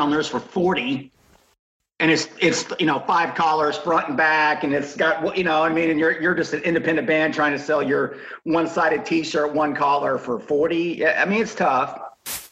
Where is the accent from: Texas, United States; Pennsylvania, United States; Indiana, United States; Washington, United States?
Indiana, United States; moved away; my hometown museum up in Indiana